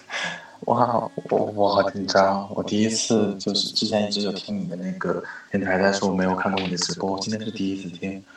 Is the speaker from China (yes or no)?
yes; Beijing, China; 我是北京的